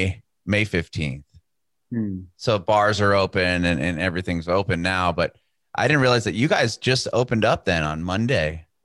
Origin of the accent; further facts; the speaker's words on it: San Diego, California, United States; now in Nashville, United States; I think I'm in Nashville now. I'm born and raised in California, in Southern California, San Diego.